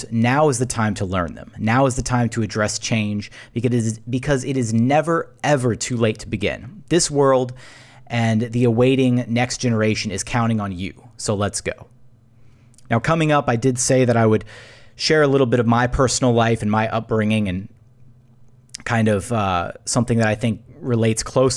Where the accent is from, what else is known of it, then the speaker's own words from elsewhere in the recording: Houston, Texas, United States; I grew up in Meyerland near Hillcroft and Brayswood